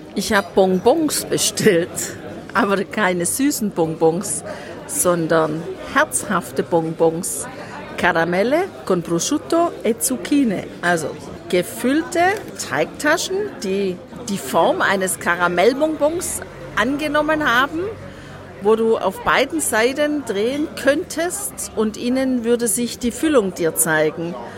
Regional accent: Southern Germany, Germany; bei uns zu Hause in Deutschland, in Süddeutschland

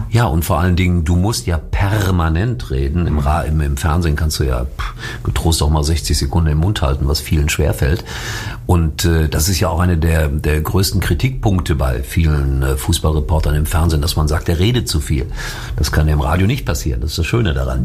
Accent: Schalke, North Rhine-Westphalia, Germany; ich bin Schalker. Ich bin da groß geworden. Das ist meine Heimat

